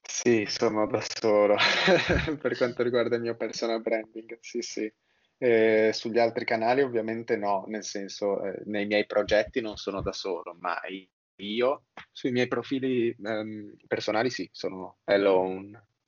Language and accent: Italian; Milan, Lombardy, Italy; sono milanese